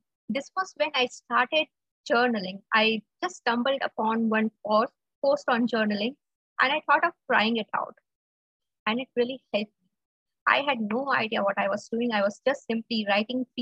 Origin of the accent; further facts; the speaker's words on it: India; I'm from India